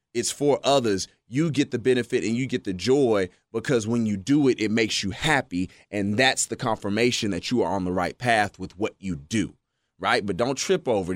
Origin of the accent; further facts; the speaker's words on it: Texas, United States; growing up in Texas